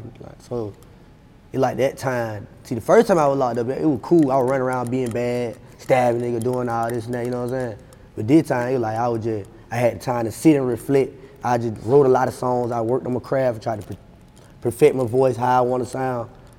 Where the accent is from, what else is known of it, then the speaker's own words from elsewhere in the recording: Atlanta, Georgia, United States; I'm from Stan Road. Addison